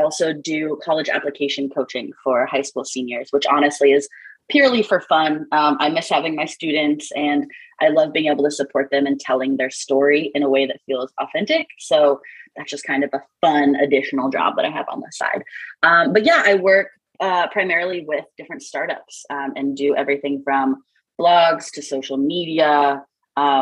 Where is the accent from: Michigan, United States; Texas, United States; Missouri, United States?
Missouri, United States; moved away as an adult; I'm from Missouri originally, Midwest US, and that's where I am now.